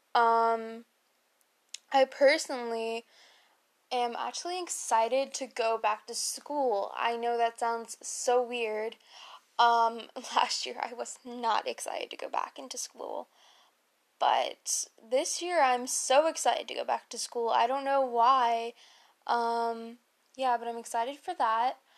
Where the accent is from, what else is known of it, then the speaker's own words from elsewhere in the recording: Maryland, United States; I am born and raised in Maryland.